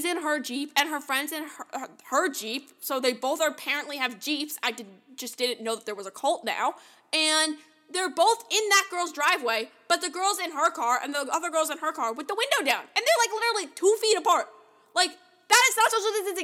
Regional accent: New York City, New York, United States; I'm from New York

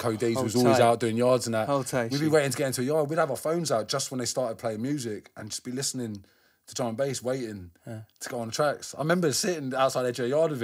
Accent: London, United Kingdom; where I grew up around Northwest, it was everyone I knew that was graffiti was drum and bass heads

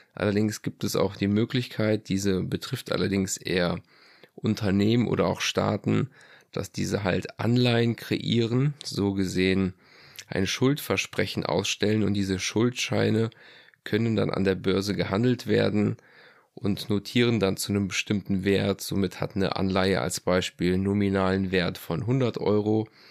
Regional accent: Germany; hier bei uns in Deutschland

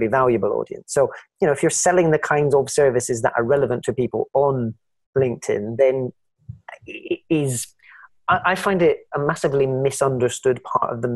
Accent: Scotland, United Kingdom; I'm Scottish.

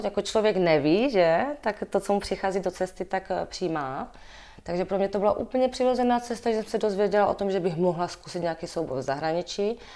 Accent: Moravia, Czechia; accent: Moravian; now in Prague, Czech Republic; být v Praze jako Moravák

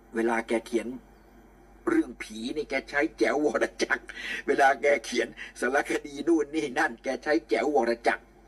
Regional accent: Nakhon Chai Si, Nakhon Pathom, Thailand; also born or lived in Bangkok; ผมเกิดที่นี่ เกิดสิริราช แต่แผ่นดินแม่ของผมคือนครชัยศรีแผ่นดินเมียของผมคือนครชัยศรีลมหายใจเข้าออกของผม ตั้งแต่เด็กเล็กๆอายุือบเกือบสิบขวบยาวนานมาตลอดถึงปัจจุบัน

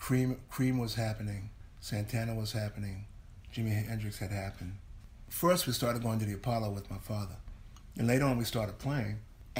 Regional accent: England, United Kingdom; I came from England.

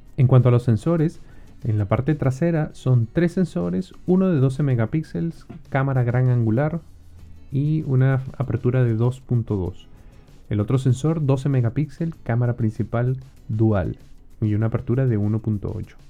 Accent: Venezuela; moved away

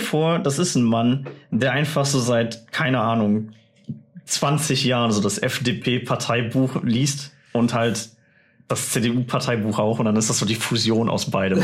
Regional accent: Germany; ich als Deutscher

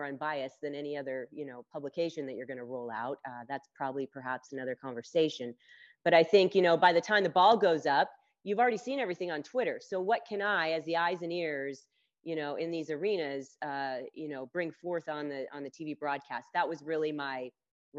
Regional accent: Las Vegas, Nevada, United States; moved away as an adult; also born or lived in Chapel Hill, North Carolina / Philadelphia, Pennsylvania; I grew up in Las Vegas, where I am currently with my daughter.

